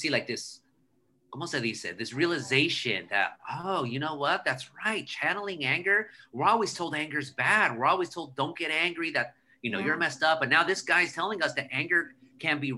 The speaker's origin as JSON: {"language": "English", "town": "Anaheim", "region": "California", "country": "United States", "tie": "born or raised there", "said": "when I was growing up in Anaheim, I had a big Latino"}